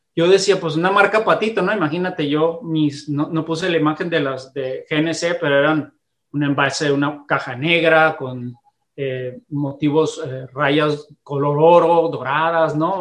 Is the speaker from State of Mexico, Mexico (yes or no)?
no; Mexicali, Baja California, Mexico; nacido en, en Mexicali, Baja California